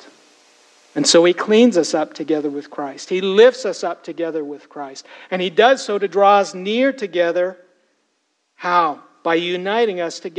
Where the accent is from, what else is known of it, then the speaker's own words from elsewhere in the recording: Toronto, Ontario, Canada; Growing up in Toronto